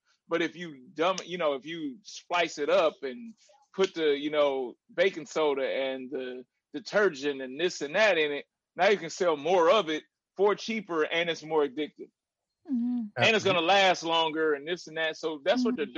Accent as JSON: {"language": "English", "town": "Little Rock", "region": "Arkansas", "country": "United States", "tie": "born or raised there", "said": "I was born in Little Rock, Arkansas"}